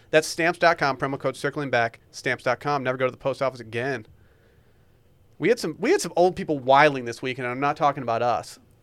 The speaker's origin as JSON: {"language": "English", "town": "Harbor Springs", "region": "Michigan", "country": "United States", "tie": "born or raised there", "said": "I grew up in Harbor Springs, Michigan."}